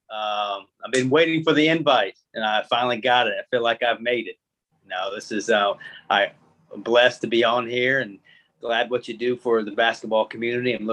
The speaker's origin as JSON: {"language": "English", "town": "New Castle", "region": "Indiana", "country": "United States", "tie": "born or raised there", "also_born_or_lived": "San Antonio", "moved": "as an adult", "lives_now": "Mobile, United States", "said": "before I grew up in Indiana, you know, a, a city called New Castle, Indiana. The town's about 17,000 people, but our high school gym seats 9,500."}